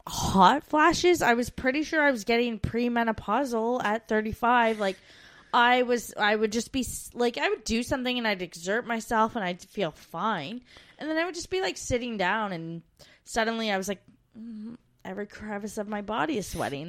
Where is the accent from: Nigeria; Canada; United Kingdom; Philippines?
Canada; moved away